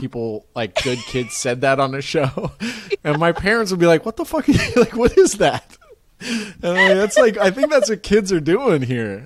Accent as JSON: {"language": "English", "area": "Marin", "region": "California", "country": "United States", "tie": "born or raised there", "said": "I grew up in Marin, which is just north of it."}